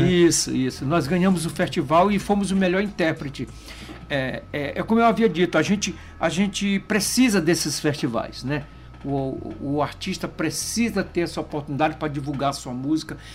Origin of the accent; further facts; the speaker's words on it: São Luís, Maranhão, Brazil; eu cresci né, ali na, na São Talhão, na Cando Ribeiro, ali com essa influência do carnaval é, da Madre Deus, da São Talhão.